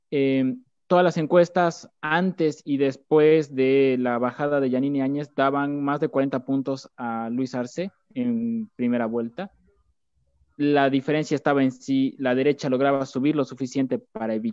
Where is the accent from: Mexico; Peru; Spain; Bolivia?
Bolivia; La Paz; now in Argentina; soy boliviano, refugiado en la Argentina, eh, debido al golpe de Estado que se ha dado, eh, estudiante de la Universidad Pública de La Paz, de la Ciudad de La Paz, en Bolivia